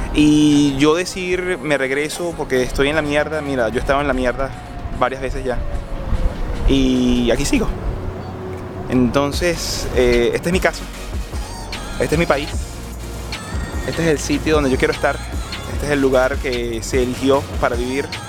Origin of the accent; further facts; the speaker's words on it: Venezuela; moved away as an adult; cuando se decidió que había que salir de Venezuela, yo personalmente me dije que yo no estimo que vaya a regresar a mi país de origen